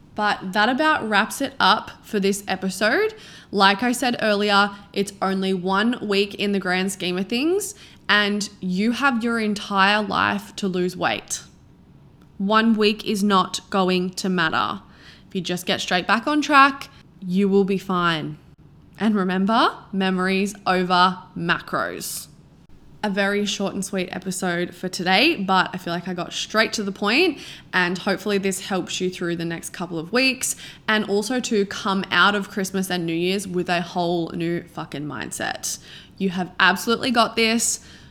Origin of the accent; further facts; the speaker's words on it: Australia; now in Sydney, Australia; I'm from a really small town, like, the population is literally fifteen hundred and in the middle of nowhere.